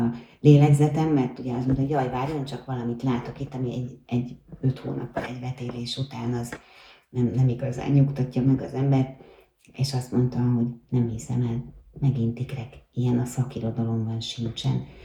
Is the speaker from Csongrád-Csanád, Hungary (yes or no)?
no; Budapest, Hungary; én magam is a Horváth Mihály térre születtem, mert a nagymamám ott lakott